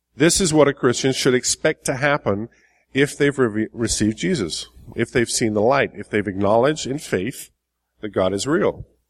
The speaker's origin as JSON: {"language": "English", "region": "England", "country": "United Kingdom", "moved": "as an adult", "lives_now": "United States", "said": "I've been in the States for 20 years. I'm originally from England."}